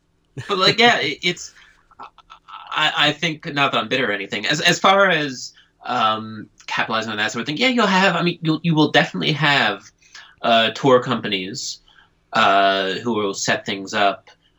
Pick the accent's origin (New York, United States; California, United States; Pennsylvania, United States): Pennsylvania, United States; Philadelphia; now in Japan; I'm from Philadelphia